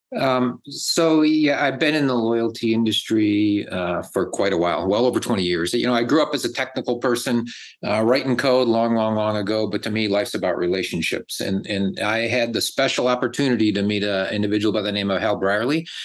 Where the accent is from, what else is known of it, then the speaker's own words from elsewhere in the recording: Buffalo, New York, United States; now in Dallas, United States; I grew up in Buffalo, New York, eating chicken wings, and now I'm here in Texas eating barbecues